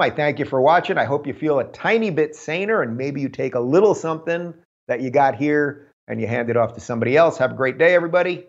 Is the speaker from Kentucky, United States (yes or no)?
no; New York, United States; now in California, United States; I come from New York